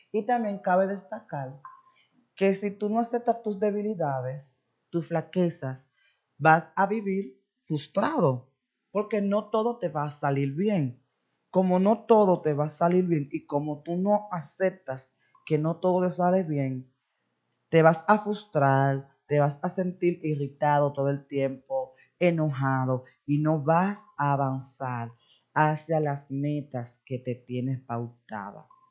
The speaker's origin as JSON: {"language": "Spanish", "country": "Dominican Republic", "said": "somos dominicanos"}